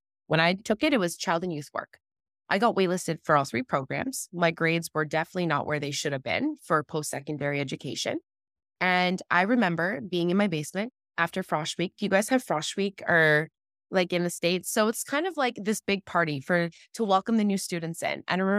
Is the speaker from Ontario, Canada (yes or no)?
yes; Ontario, Canada; I'm from Ontario, Canada. For all the American followers, I actually border Detroit, Michigan. So I'm looking into Detroit right now from my bedroom. So I'm right on the border.